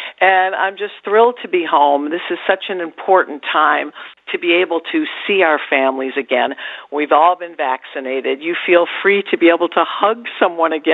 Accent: Michigan, United States; moved away; I'm broadcasting today from my hometown in Michigan

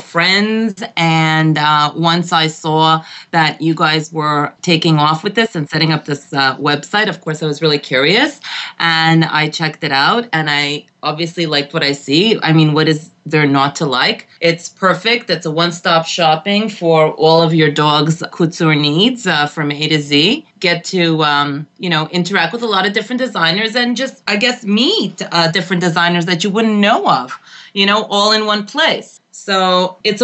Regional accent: Montreal, Quebec, Canada; moved away as an adult; now in Connecticut, United States; I was born and raised in Montreal

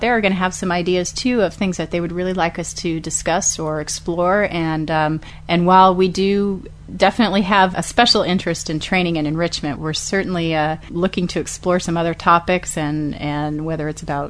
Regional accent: Austin, Texas, United States; I'm doing an evening event in my hometown in Austin, Texas at Gallery of Pets

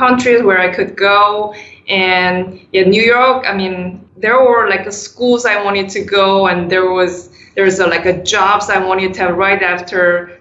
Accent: South Korea; moved away as an adult; now in United States; I was born and raised in South Korea

